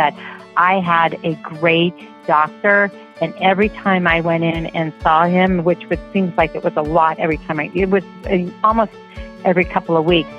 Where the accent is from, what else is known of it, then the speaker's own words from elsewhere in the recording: Colorado, United States; now in Overland Park, United States; my home state of Colorado